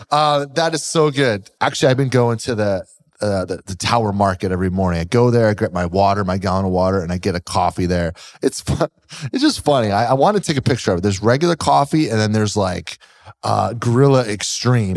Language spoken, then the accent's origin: English; Pennsylvania, United States; moved away; I'm from Pennsylvania.